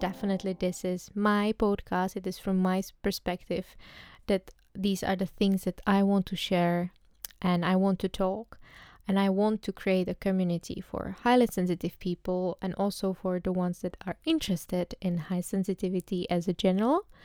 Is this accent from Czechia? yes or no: yes; Czechia; English is a second language; moved away as an adult; now in Amsterdam, Netherlands; I come from the Czech Republic, but recently I moved to the Netherlands. Uh, I live in Amsterdam